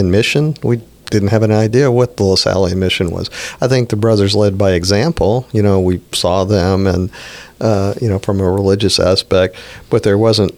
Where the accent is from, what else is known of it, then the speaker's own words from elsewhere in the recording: New Orleans, Louisiana, United States; moved away as an adult; also born or lived in Houston / Nashville / Cleveland / Chicago; both of my kids were born in New Orleans, and they both went to my old high school